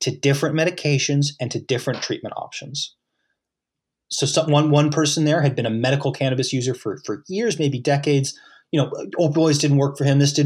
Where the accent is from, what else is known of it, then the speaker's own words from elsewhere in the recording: Halifax, Nova Scotia, Canada; I'm in Halifax. I'm from Halifax